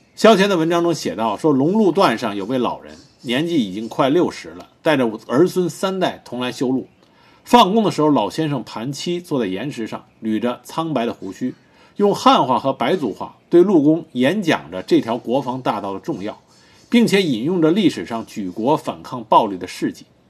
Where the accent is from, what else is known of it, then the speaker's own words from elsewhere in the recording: China; 作为中国人